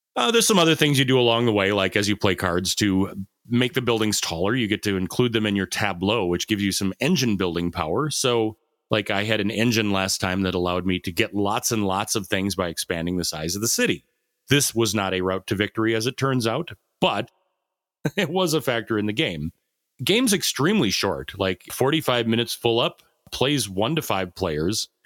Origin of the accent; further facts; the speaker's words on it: United States; as an American